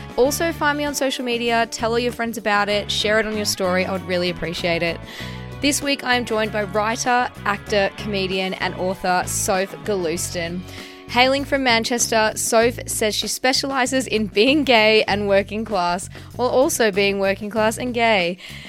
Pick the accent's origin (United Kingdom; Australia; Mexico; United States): Australia; because I came from Australia, right? So I've been here 6 years.